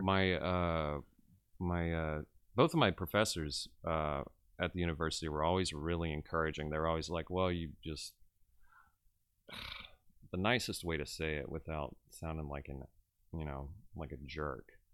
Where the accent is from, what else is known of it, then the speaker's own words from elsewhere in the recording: Westlake, Louisiana, United States; also born or lived in Lake Charles, Louisiana; I was born and raised in Westlake, Louisiana